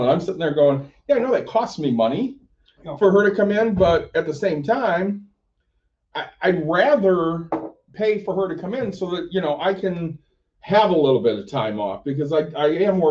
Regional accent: Plainwell, Michigan, United States; also born or lived in Chicago, Illinois / Los Angeles, California / Rockford, Illinois; now in Byron Center, United States; I was born in Chicago, lived in LA for a year, grew up in Plainwell, Michigan, which is just north of Kalamazoo

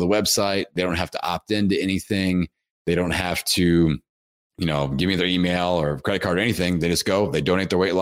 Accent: Bloomington, Indiana, United States; my hometown, Bloomington, Indiana

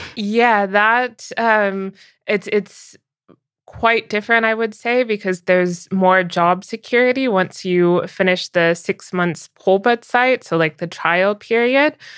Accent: United States; moved away as an adult; also born or lived in San Francisco; now in Berlin, Germany; I'll always be strongly American because that's where I grew up and still spent the bulk of my life

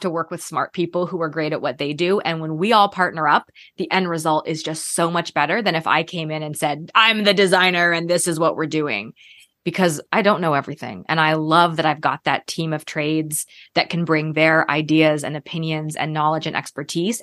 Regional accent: Canada; moved away as an adult; also born or lived in Toronto / Minnesota / California / Texas; now in Georgia, United States; I'm actually from Canada, so started my career in Toronto

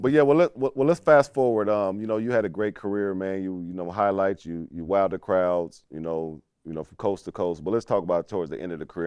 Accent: Indiana, United States; I'm from Indiana

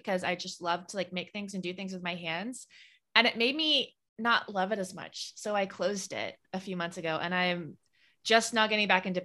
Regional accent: Pensacola, Florida, United States; I'm from Pensacola, Florida

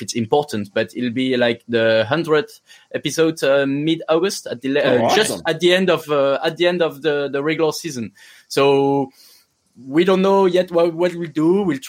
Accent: Quebec, Canada; No. They're from Canada. We're from Quebec, which is totally different.

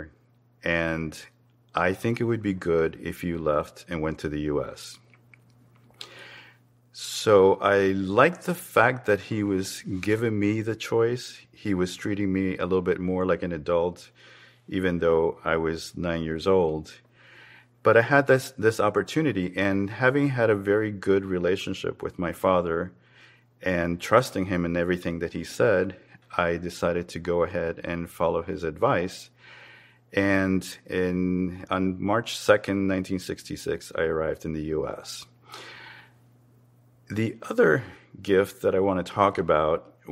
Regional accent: Havana, Cuba; moved away; I was born in Havana, Cuba, and I'm a visual artist

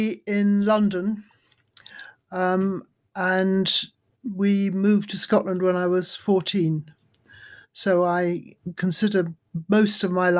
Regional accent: Darjeeling, West Bengal, India; born there; I was born in Darjeeling in India, my parents having met in Calcutta, where they were both in the British Army for the Burma campaign.

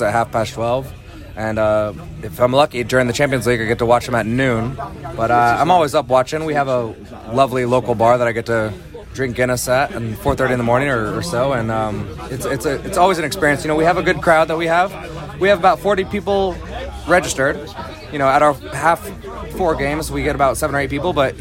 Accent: San Diego, California, United States; I'm from San Diego

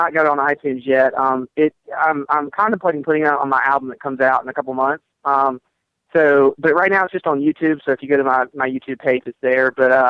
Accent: the South, United States; I'm from the South

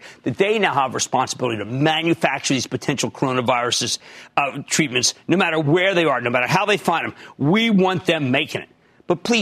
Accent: New Jersey, United States; We're going to go to my home state. We're going to Jack in New Jersey

